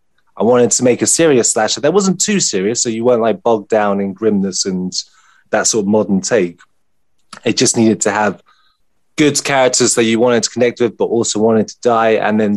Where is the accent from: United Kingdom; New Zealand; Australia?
United Kingdom; I'm British